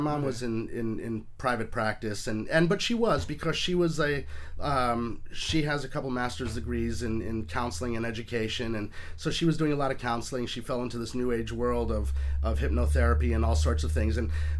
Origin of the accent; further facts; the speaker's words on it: Portland, Oregon, United States; born there; also born or lived in Atlanta / New York City; No, I was born in Portland, Oregon, moved to Atlanta, Georgia. I've sort of moved all over the place, but I was figuring it out. I spent about 24 years in and around New York City, upstate New York, Long Island.